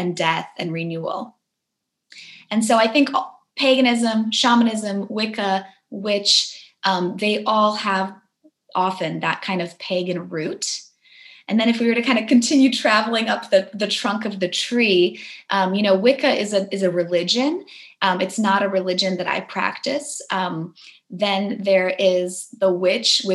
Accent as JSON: {"language": "English", "town": "Warsaw", "region": "Masovian Voivodeship", "country": "Poland", "tie": "born or raised there", "moved": "yes", "said": "I was born in Poland. I was born in Warsaw during the kind of end of the communism era"}